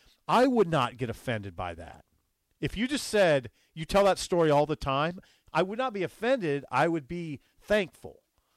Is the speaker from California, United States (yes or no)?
no; Columbus, Nebraska, United States; born or raised there; moved away